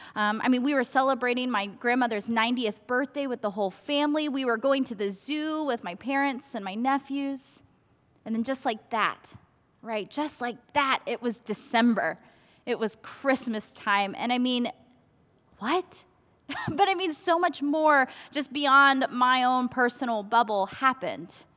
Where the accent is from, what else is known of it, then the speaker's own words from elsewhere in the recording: Garland, Texas, United States; also born or lived in South Korea; First United Methodist Church in Garland, where I grew up